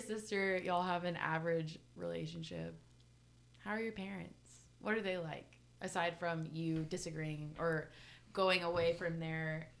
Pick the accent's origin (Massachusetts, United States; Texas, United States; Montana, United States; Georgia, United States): Texas, United States; Dallas; also born or lived in Durban, South Africa; now in Austin, United States; Well, yes, I'm from Durban originally. Moved here when I was like 2. Moved to Dallas when I was 2. And then I moved to Austin like 2 years ago.